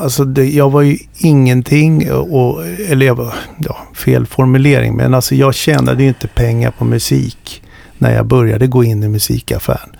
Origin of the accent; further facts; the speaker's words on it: Stockholm, Stockholm County, Sweden; jag växte upp i Stockholm